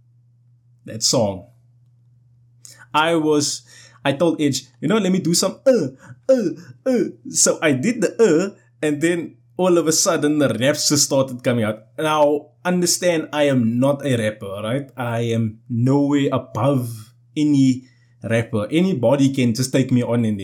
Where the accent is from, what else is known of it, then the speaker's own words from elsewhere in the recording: South Africa; I'm South African